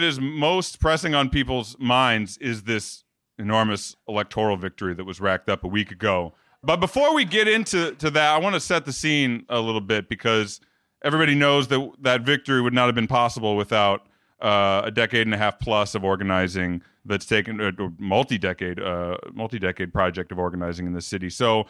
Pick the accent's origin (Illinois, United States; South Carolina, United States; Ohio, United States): Illinois, United States; Chicago; moved away; And so when I meet people in another city that I won't name where I now live and tell them that I'm from Chicago